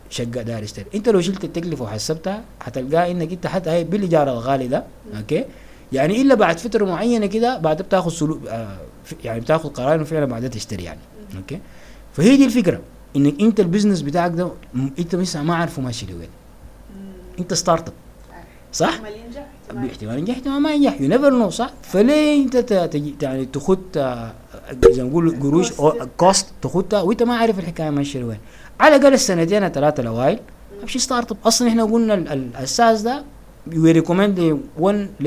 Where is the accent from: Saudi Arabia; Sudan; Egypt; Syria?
Sudan; انا بفتكر عندنا دائما كسودانيين بنحب حب الامتلاك